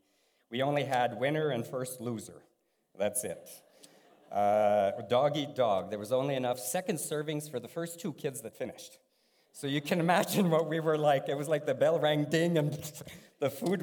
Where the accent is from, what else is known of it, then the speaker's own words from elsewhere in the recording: Germany; born there; And I was born in Germany because my dad was in the military, so I'm their little German in the house.